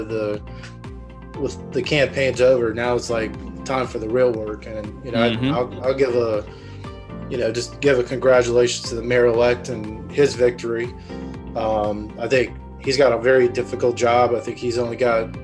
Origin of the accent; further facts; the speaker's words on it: Atlanta, Georgia, United States; a native Atlanta, born and raised in Atlanta, and here in Georgia.